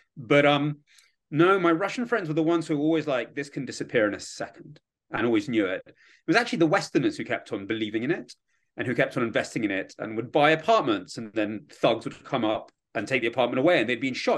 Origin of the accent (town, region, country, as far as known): London, United Kingdom; born or raised there; accent: British; moved away as an adult; also born or lived in Kyiv, Ukraine; now in Washington, D.C., United States